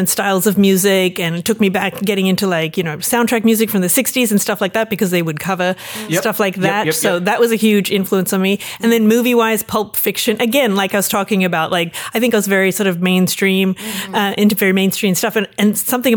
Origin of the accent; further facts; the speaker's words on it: Melbourne, Victoria, Australia; I grew up in Melbourne, Australia